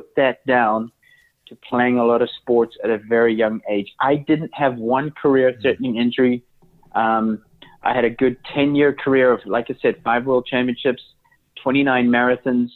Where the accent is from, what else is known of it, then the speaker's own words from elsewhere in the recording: Johannesburg, Gauteng, South Africa; I was brought up in South Africa, which obviously has a very good climate. I was brought up in Johannesburg. That's where I went to school.